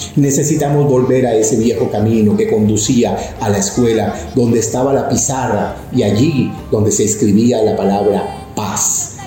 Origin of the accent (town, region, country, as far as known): Colombia